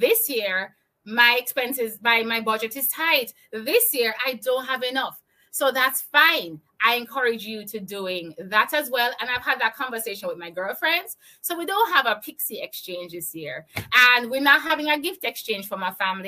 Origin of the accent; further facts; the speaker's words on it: Jamaica; I'm from Jamaica. I live in Kingston, Jamaica